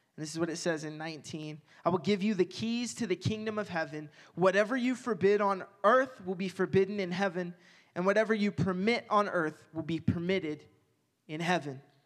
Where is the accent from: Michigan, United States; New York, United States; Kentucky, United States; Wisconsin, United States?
Kentucky, United States; Owensboro; moved away; my hometown in Owensboro